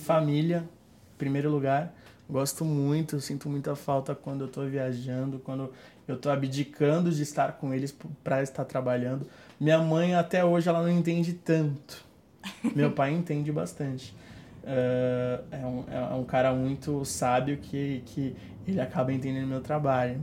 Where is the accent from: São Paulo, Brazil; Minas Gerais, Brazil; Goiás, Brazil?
São Paulo, Brazil; Santos; eu sou de Santos, tem muita gente de Santos que me procura